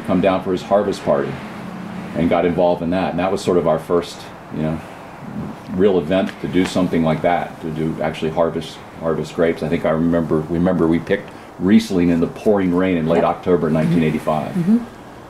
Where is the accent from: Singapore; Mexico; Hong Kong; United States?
United States; Virginia; also born or lived in North Carolina / Pacific Northwest; I'm from Virginia, going to school in North Carolina